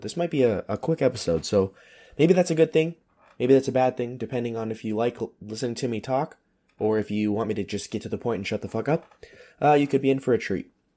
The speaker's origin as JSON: {"language": "English", "country": "United States", "moved": "as an adult", "lives_now": "Europe", "said": "I'm an American, but I'm not in the military"}